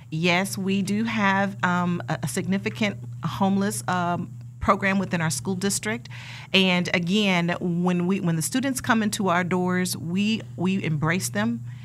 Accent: Wichita, Kansas, United States; I was born and raised here in Wichita, Kansas

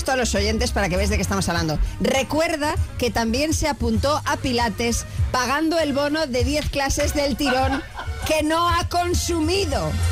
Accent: Granada, Andalusia, Spain; now in Lanzarote, Spain; Yo soy de Granada y me vine eh, a Lanzarote este porque me encantaba.

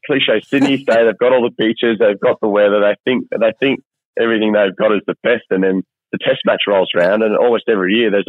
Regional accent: Zimbabwe; growing up in Africa

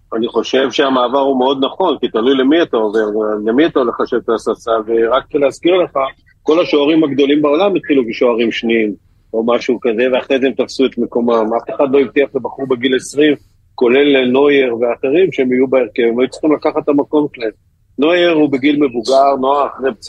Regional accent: Israel; אני ישראלי

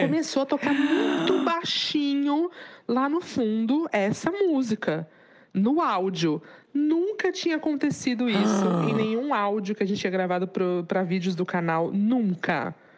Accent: Santos, São Paulo, Brazil; eu sou de Santos

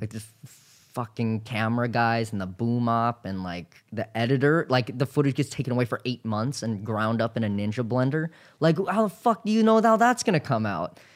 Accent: Hawaii, United States; I'm from Hawaii

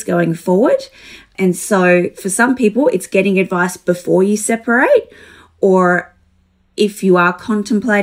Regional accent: Alice Springs, Northern Territory, Australia; I grew up in Alice Springs, so little small town area

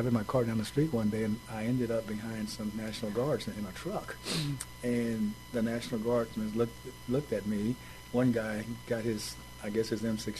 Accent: Los Angeles, California, United States; also born or lived in Dallas, Texas / Tennessee; now in San Antonio, United States; my family moved there when I was 9, so wow. I grew up during my formative years, if you will, in mm-hmm. Los Angeles, California, where I finished junior high and high school.

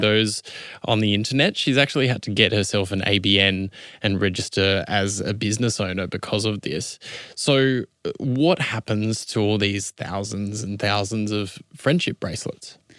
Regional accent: Adelaide, South Australia, Australia; my hometown of Adelaide

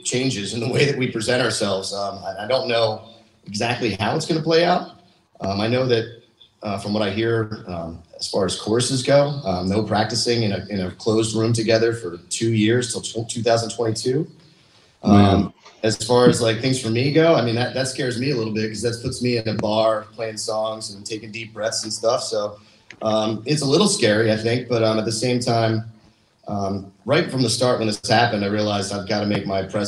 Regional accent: Doylestown, Pennsylvania, United States; I grew up in Doylestown, Pennsylvania

